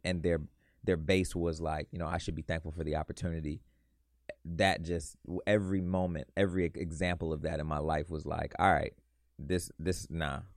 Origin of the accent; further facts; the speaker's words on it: west suburbs of Chicago, Illinois, United States; I'm from the west suburbs of Chicago. I claim Chicago, though, because I went to high school downtown Chicago